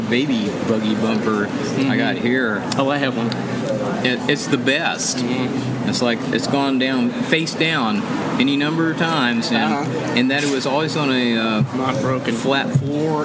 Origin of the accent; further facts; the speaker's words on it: United States; I'm like an American.